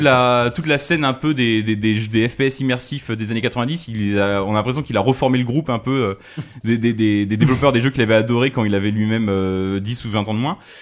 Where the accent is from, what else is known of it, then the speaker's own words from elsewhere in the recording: France; chez nous en France